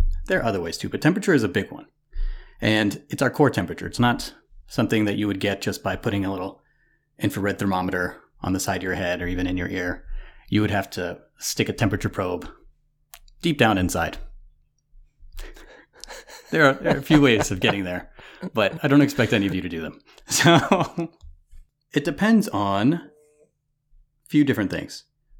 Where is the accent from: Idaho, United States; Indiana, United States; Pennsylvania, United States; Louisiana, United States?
Louisiana, United States; moved away; I'm not used to living in the tundra. I didn't come from the tundra. I moved to Ohio from Louisiana.